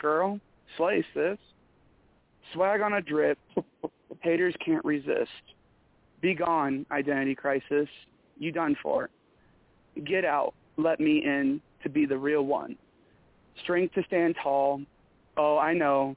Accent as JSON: {"language": "English", "region": "Michigan", "country": "United States", "accent": "Michigan", "moved": "yes", "said": "I just got done talking to somebody from Michigan, and my accent came back so bad"}